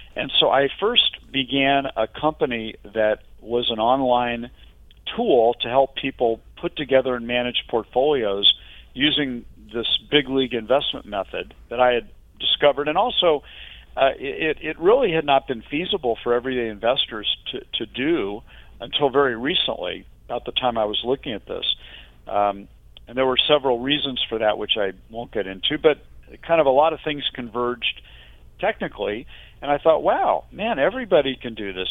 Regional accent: Midwest, United States; now in Northern California, United States; I grew up in the Midwest

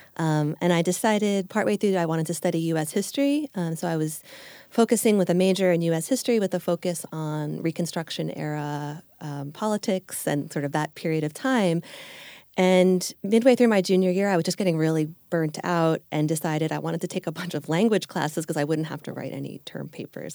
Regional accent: Long Island, New York, United States; moved away as an adult; also born or lived in Manhattan, New York / Japan; now in Los Angeles, United States; I grew up on Long Island, uh, about an hour or so outside of New York City, and lived there all the way through till I left for college

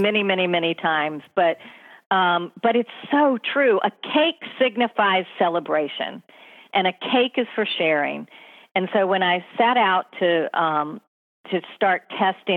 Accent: North Carolina, United States; now in New York City, United States; I grew up in North Carolina. I grew up on barbecue.

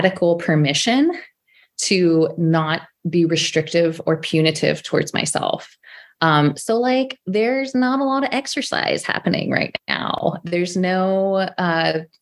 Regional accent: Sacramento, California, United States; moved away as an adult; also born or lived in San Francisco Bay Area; I'm from Sacramento. My family lives here.

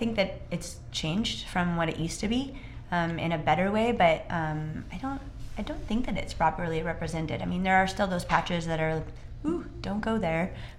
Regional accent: Snohomish, Washington, United States; I grew up in Snohomish

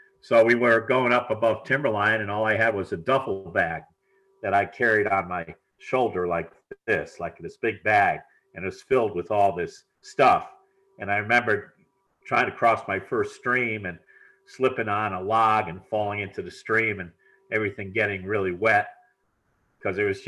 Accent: Bridgeport, Connecticut, United States; I was born in Connecticut, Bridgeport, Connecticut, which is in New England, southern New England

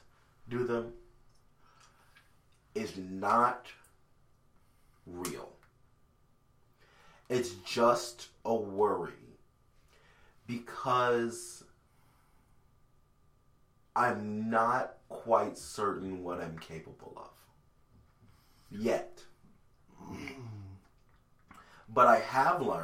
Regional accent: Hamtramck to Royal Oak Township, Michigan, United States; when we moved from Hamtramck to Royal Oak Township

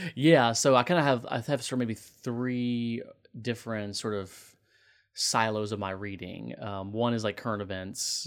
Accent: Tallahassee, Florida, United States; now in Clarkston, United States; growing up in Tallahassee, Florida

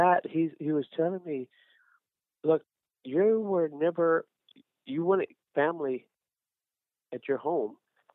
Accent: Rosenberg, Texas, United States; also born or lived in Katy, Texas; I'm born and raised in Rosenberg

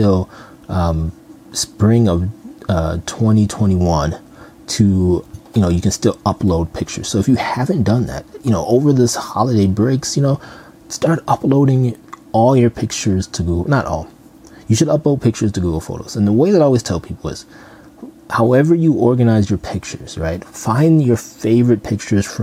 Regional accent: Minnesota, United States; I'm from Minnesota

